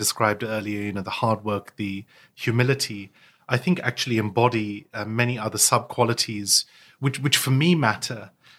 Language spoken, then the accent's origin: English; United Kingdom; also born or lived in United States; I wasn't born here. I was born in the States. And, you know, I lived all over the world before finally settling in the UK. So, you know, I moved to the UK when I was 11.